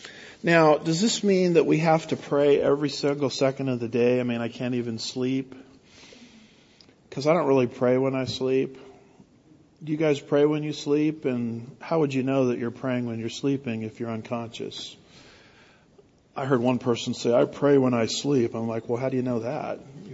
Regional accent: California, United States; now in Houston, United States; the only reason I can handle Houston traffic is I came from California, Southern California, where it's actually worse

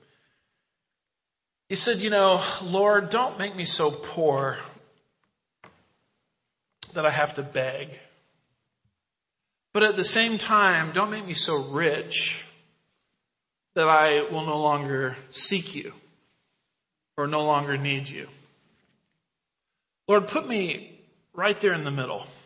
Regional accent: United States; I'm an American

